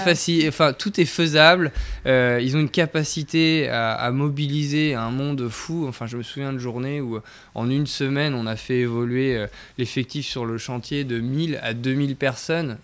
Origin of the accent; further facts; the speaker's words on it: Brittany, France; moved away; je viens de Bretagne, donc ça, c'est une appartenance dont je suis très fier.